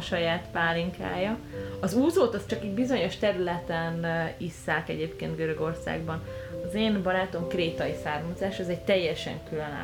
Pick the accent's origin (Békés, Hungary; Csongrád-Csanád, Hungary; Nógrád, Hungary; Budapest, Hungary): Budapest, Hungary; moved away as an adult; now in Canada; Én Budapesten születtem, és, ö, és ott is éltem huszonhárom évig, és aztán, ö, családdal együtt költöztünk ki